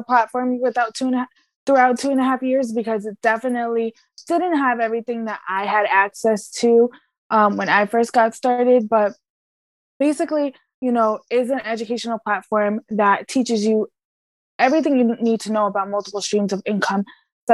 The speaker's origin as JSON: {"language": "English", "region": "Connecticut", "country": "United States", "tie": "born or raised there", "also_born_or_lived": "Puerto Rico", "said": "I'm actually from Puerto Rico. I was born there, but I was raised in Connecticut for most of my life"}